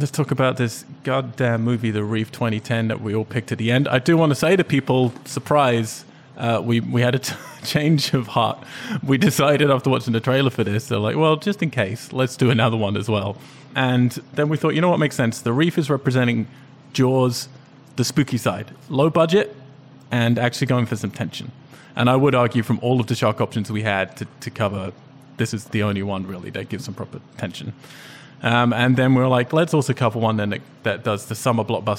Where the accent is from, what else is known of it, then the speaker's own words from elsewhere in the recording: England, United Kingdom; when I was growing up in England